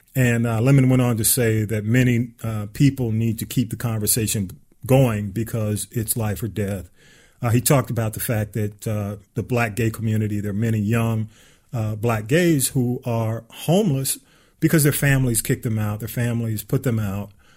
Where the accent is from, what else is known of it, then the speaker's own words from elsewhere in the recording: Atlanta, Georgia, United States; I grew up on North Avenue. And of course, we all graduated from Grove Park Elementary School, the Grove Park section of the ATL